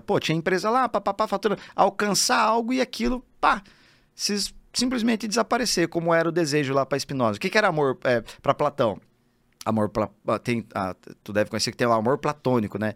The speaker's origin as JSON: {"language": "Portuguese", "town": "Telêmaco Borba", "region": "Paraná", "country": "Brazil", "moved": "as an adult", "said": "eu decido sair lá da minha cidade, Telemaco Borba, no Paraná, interiorzão"}